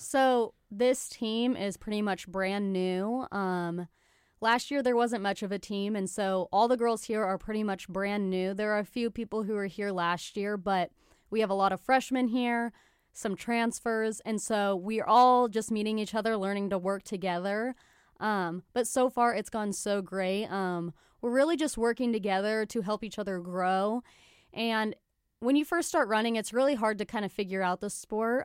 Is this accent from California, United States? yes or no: no; Salina, Kansas, United States; also born or lived in Gypsum, Kansas; now in Kansas City, United States; I'm from Salina, Kansas.